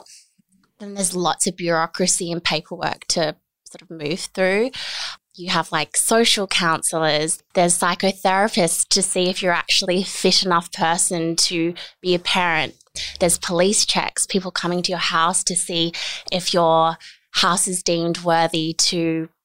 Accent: Australia; also born or lived in South Korea; I'm originally from South Korea. I'm actually adopted. So I came to Australia when I was 4.5 months old.

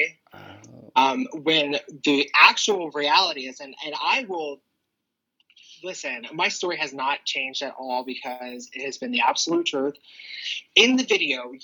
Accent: Claymont, Delaware, United States; I was raised in the area and I grew up on the streets of Claymont

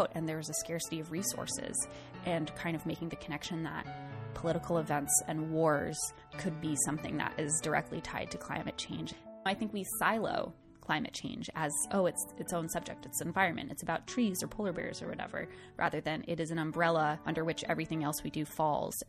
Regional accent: southern Rhode Island, United States; moved away; I'm from this really small town in southern Rhode Island. It's about 5,000 people. I spent a lot of time growing up outside in the natural world. And every time I went home to my hometown

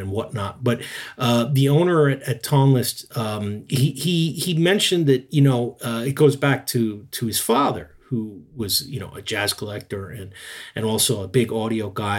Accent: United States; now in Yokohama, Japan; being American

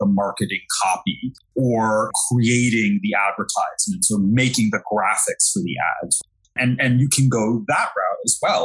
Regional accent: New York City, New York, United States; accent: Brooklyn; moved away as an adult; now in Jersey City, United States; I'm born and raised in New York, by the way. I'm from Brooklyn, and I just moved to Jersey City

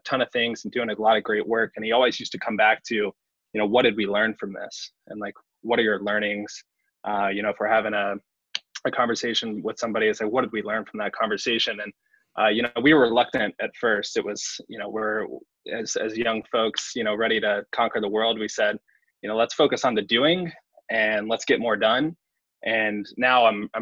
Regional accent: Huntsville, Alabama, United States; moved away as an adult; also born or lived in North Carolina; now in New York, United States; born and raised in Huntsville

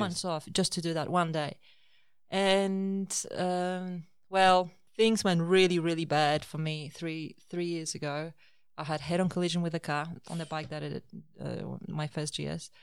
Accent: Poland; moved away as an adult; also born or lived in Australia; I was born in Poland, and after finishing my universi-, university, I immigrated to Australia in two thousand six

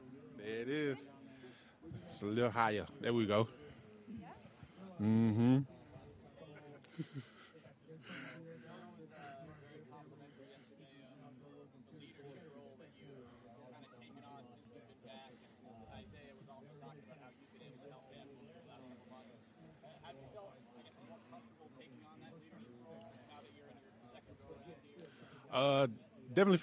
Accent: United States; I'm from Texas, Georgia

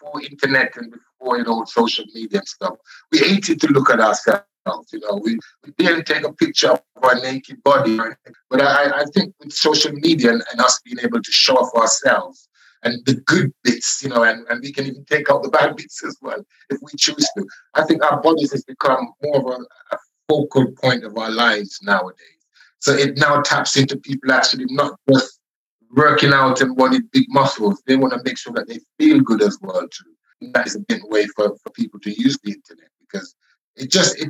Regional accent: Scotland, United Kingdom; I realized that I was Scottish after all. Because, you know, I was 15, 16 in school then

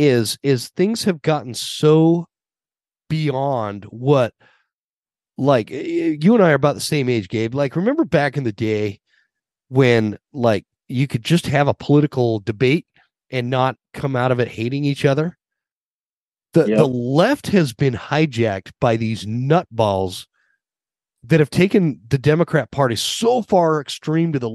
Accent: Utah, United States; moved away as an adult; also born or lived in Western Montana; now in Montana, United States; I grew up in Utah

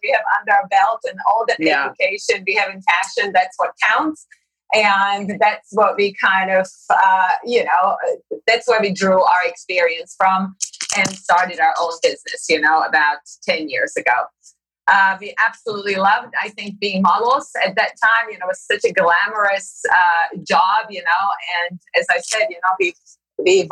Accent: Slovakia; moved away as an adult; now in New York City, United States; I grew up in Slovakia, very, very small

